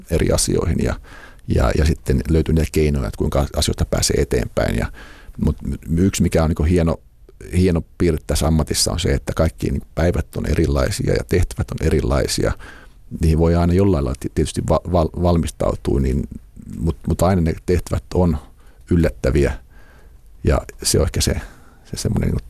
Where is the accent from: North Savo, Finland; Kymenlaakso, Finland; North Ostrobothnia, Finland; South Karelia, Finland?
South Karelia, Finland; Imatra; moved away as an adult; now in Helsinki, Finland; mä oon Imatralta kotoisin